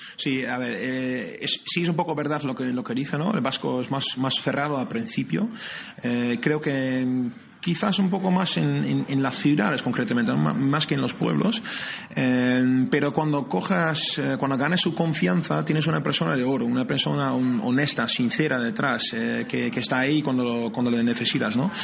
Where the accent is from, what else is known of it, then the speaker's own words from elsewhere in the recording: near Amsterdam, North Holland, Netherlands; moved away as an adult; now in San Sebastián, Spain; soy de cerca de Ámsterdam